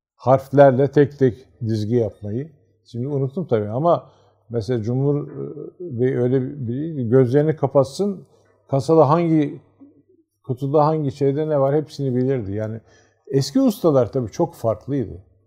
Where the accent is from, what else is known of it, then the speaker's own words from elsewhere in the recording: Siirt, Siirt Province, Turkey; ben Siirtliyim. Yani ailem de Siirtli.